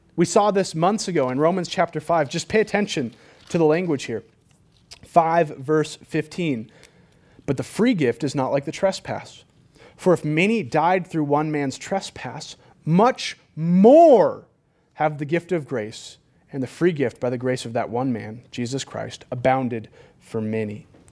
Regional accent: California, United States; moved away; I'm from California.

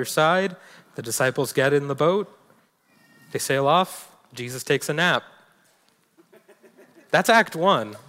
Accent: New York City, New York, United States; now in Montana, United States; Staten Island, where I'm originally from

